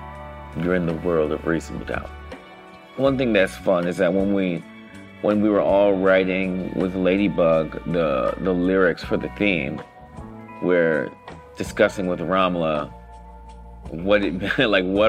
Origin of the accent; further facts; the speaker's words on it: Los Angeles, California, United States; I grew up in Los Angeles, Baldwin Hills, Ladera Heights.